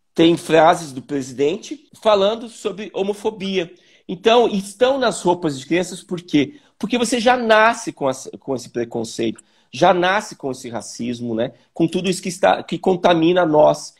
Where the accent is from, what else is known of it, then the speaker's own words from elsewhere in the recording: Joinville, Santa Catarina, Brazil; eu sou de Joinville, né? É, eu nasci em Joinville, em Santa Catarina